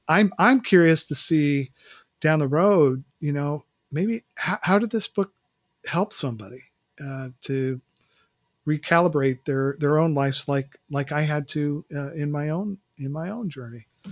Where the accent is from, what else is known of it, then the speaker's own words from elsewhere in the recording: West Coast, United States; moved away as an adult; now in Mid-Atlantic, United States; I grew up on the West Coast, and so living out here in Mid-Atlantic, uh, the last two summers